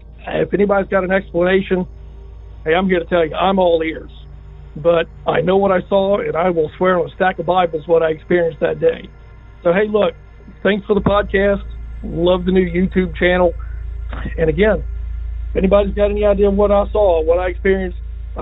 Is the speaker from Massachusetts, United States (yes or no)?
no; Poquoson, Virginia, United States; I'm from Pocosin, Virginia.